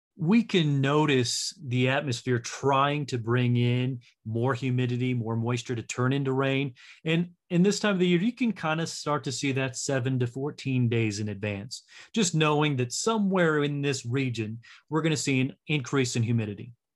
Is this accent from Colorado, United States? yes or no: yes; Castle Rock, Colorado, United States; moved away as an adult; I live in Castle Rock now and born and raised in Castle Rock